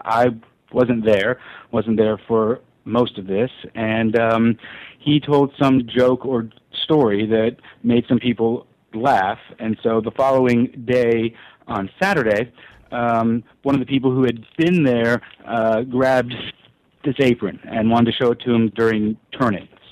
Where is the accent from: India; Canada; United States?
United States; Memphis, Tennessee; I grew up in in Memphis